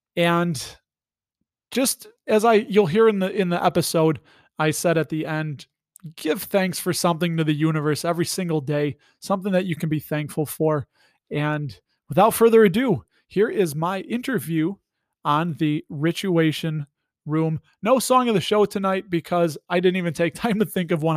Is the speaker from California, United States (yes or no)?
no; Chicago, Illinois, United States; I'm from Chicago. Got my Blackhawks hat on. I was born and raised here